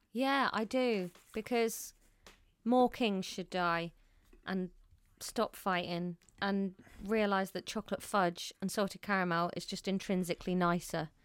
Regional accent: United Kingdom; As a Brit

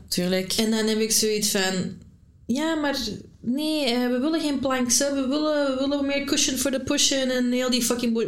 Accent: Antwerp, Flanders, Belgium; also born or lived in Brasschaat; van Antwerpen

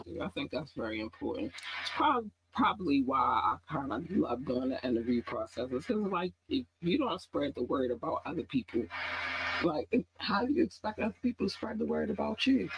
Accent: Baltimore, Maryland, United States; I've been here since I was eight

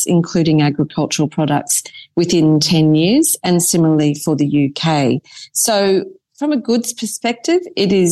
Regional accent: Queensland, Australia; now in United Kingdom; Being a Queenslander

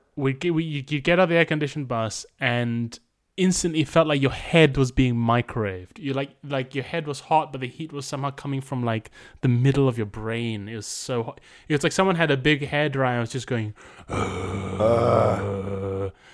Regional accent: Malaysia; now in London, United Kingdom; I grew up in Malaysia

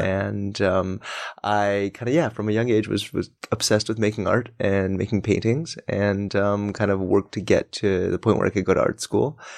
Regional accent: Denver, Colorado, United States; now in New York, United States; I'm from Colorado.

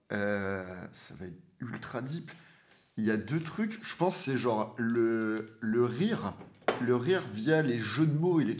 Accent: Réunion, France; also born or lived in Martinique / Brussels; moi, j'ai grandi à La Réunion, j'ai vécu à Martinique j'ai vécu à

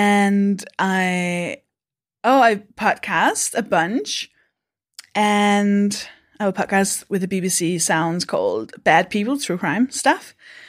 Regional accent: Denmark; now in United Kingdom; I am from Denmark.

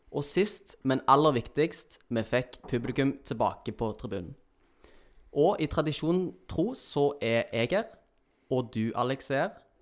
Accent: Stavanger, Rogaland, Norway; vi er siddiser.

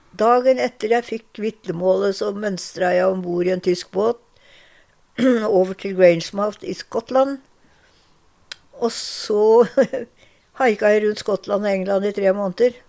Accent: Larvik, Vestfold, Norway; moved away as an adult; now in Drammen, Norway; Jeg er født i Larvik. Og oppvokst på et lite tettsted rett utenfor Larvik

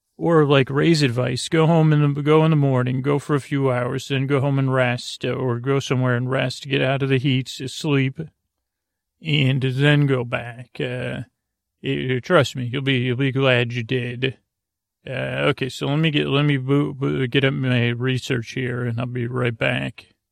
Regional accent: Syracuse, New York, United States; a child growing up in Syracuse, New York

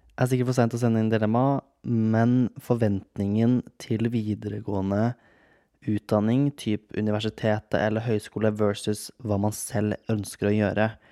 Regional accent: Kragerø, Telemark, Norway; moved away; hjemme i Kragerø

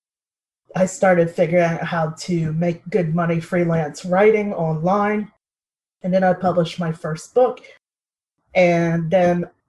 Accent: Hampton, Virginia, United States; also born or lived in Los Angeles; I grew up in Hampton, Virginia. That's in the United States

